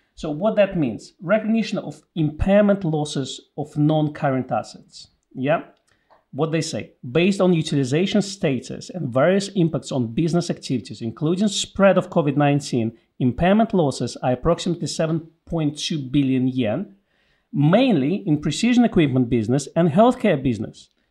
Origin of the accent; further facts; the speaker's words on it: United Kingdom; since we are British